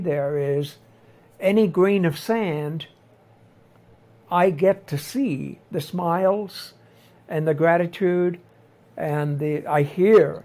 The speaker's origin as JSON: {"language": "English", "region": "Nova Scotia", "country": "Canada", "tie": "born or raised there", "moved": "as an adult", "lives_now": "Tlapa, Mexico", "said": "my mother was a traditional mother when I grew up in Nova Scotia"}